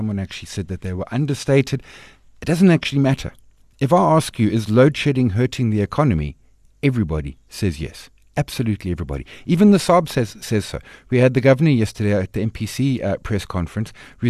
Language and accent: English; South Africa; It's difficult, particularly as a South African investor with Naspers Process / Tencent